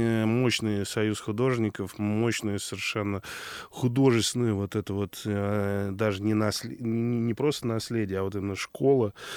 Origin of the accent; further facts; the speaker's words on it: Moscow, Russia; я как коренной москвич